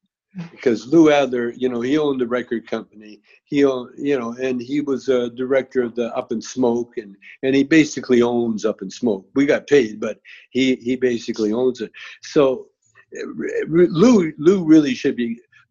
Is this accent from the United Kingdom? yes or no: no; Canada; moved away; I grew up in Canada